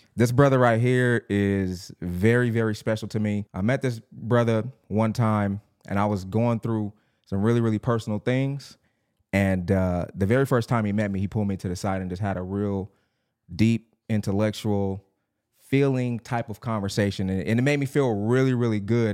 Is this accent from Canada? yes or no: no; Long Beach, California, United States; I grew up in Long Beach